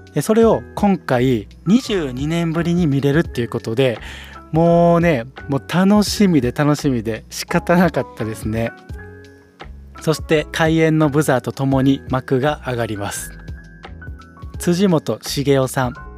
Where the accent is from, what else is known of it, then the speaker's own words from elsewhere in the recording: Osaka, Japan; 大阪生まれ、大阪育ちの、生粋の大阪人ではあるんですが